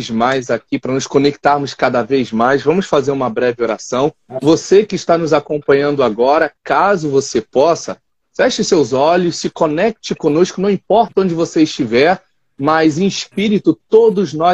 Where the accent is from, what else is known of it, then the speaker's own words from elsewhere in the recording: Rio de Janeiro, Brazil; ok? Sou aqui do Brasil, do Rio de Janeiro.